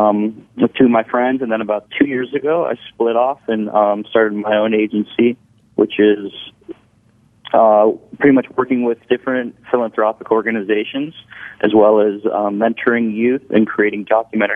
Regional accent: Orange County, California, United States; also born or lived in San Diego, California; now in Hermosa Beach, United States; I grew up in Orange County, California

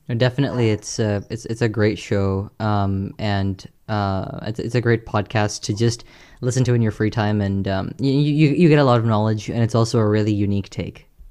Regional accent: Houston, Texas, United States; I'm from Texas, and uh, I'm from a, the part of Texas which we get a bunch of hurricanes. I'm from Houston

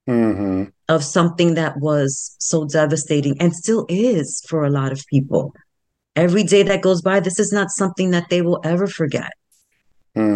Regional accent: New York City, New York, United States; the South Bronx, where I was born and bred in the South Bronx

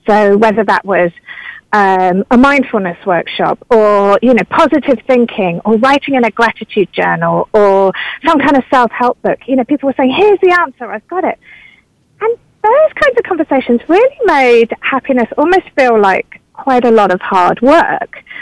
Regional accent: United Kingdom; moved away as an adult; now in California, United States; a British person arriving in California

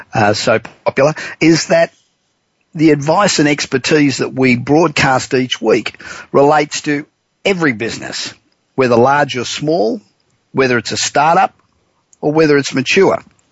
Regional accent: Los Angeles, California, United States; And we're coming to you this week from my hometown of Los Angeles.

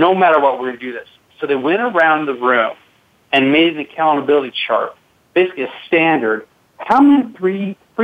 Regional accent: Seattle, Washington, United States; I grew up in Seattle, Washington

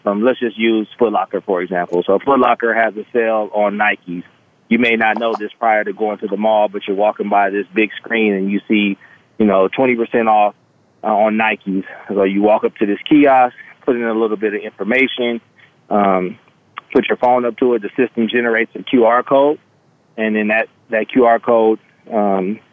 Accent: Los Angeles, California, United States; moved away as an adult; also born or lived in Hawaii; now in Las Vegas, United States; I'm from Los Angeles, California, Crenshaw District. So I'm an inner city kid that grew up with big dreams

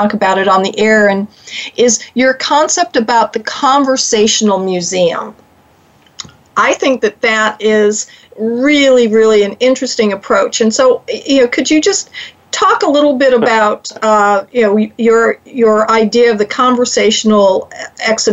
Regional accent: United States; part of my history as an American

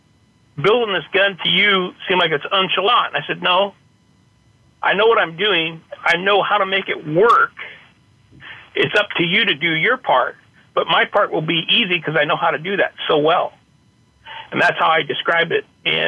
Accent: Petaluma, California, United States; In Petaluma, California.

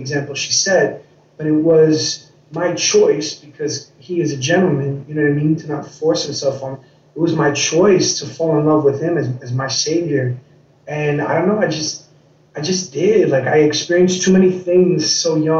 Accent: New York City, New York, United States; I grew up in New York City. I grew up in Queens, New York.

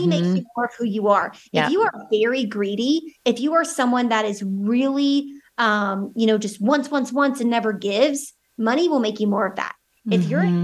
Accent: the South, United States; I'm from the South United States

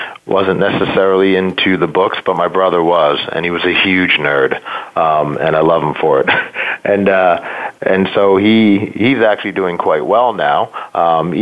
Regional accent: New York area, United States; I grew up in New York, in the New York area

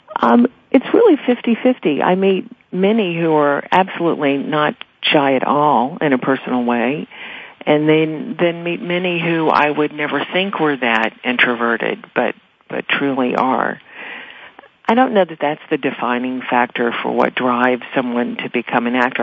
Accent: Meridian, Mississippi, United States; moved away; growing up in, in Meridian or in a town like that or in the South

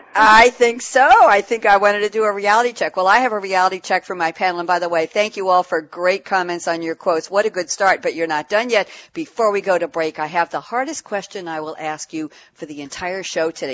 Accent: New York City, New York, United States; now in Long Island, United States; I grew up in Queens and I'm on Long Island.

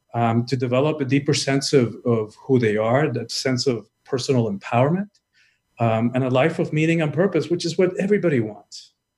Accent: Cuba; I'm from the Caribbean. I'm, I'm Cuban born

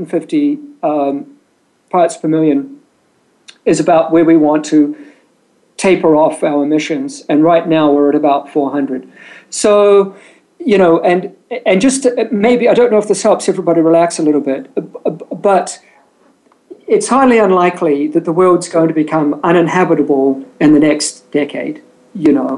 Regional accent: New Zealand; moved away as an adult; also born or lived in England; now in San Diego, United States; I was born and raised in New Zealand

